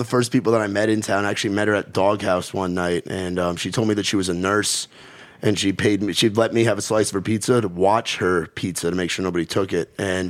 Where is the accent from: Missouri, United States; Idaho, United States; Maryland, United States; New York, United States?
New York, United States; well, I'm from the North